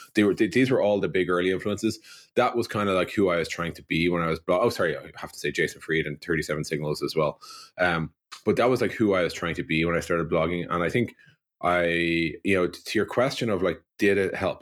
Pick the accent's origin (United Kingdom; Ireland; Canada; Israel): Ireland; Dublin, Leinster; I grew up in Dublin in the nineteen eighties